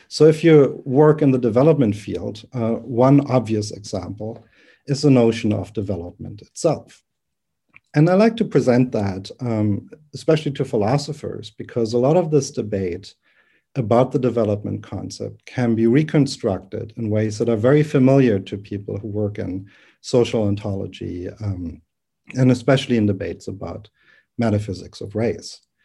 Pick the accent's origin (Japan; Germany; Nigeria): Germany; Berlin; English is a second language; moved away as an adult; also born or lived in United States; I'm originally from Berlin, from Germany. I'm not a native English speaker.